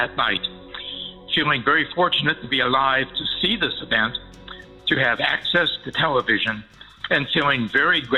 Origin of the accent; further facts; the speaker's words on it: Pittsburgh, Pennsylvania, United States; now in Williamsburg, United States; As a young boy growing up in Pittsburgh, Pennsylvania